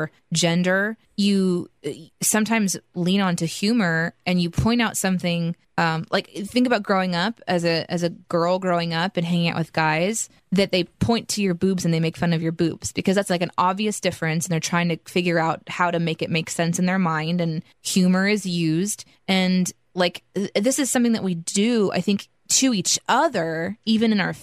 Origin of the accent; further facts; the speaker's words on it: Midwest, United States; I grew up in the Midwest, so there's just white people everywhere